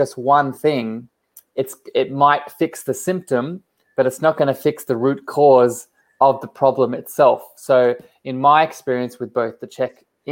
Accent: Australia; also born or lived in Coffs Harbour; I am from Australia, down on the East Coast.

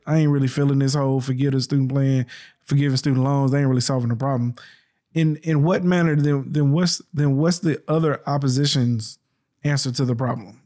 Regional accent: the South, United States; I grew up in the South

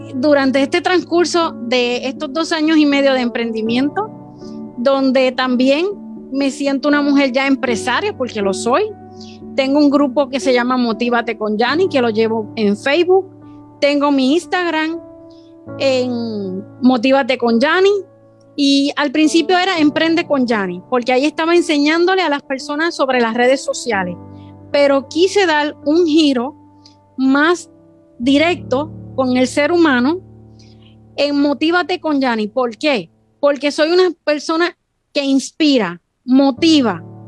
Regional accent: Puerto Rico; soy de Puerto Rico

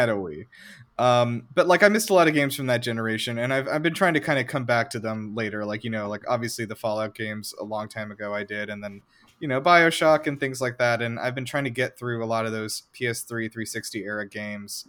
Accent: United States; being an American

